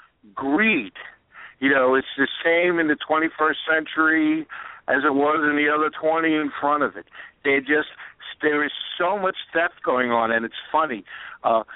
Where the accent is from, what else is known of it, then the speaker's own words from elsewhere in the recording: New York City, New York, United States; I'm also a New Yorker. I grew up in Queens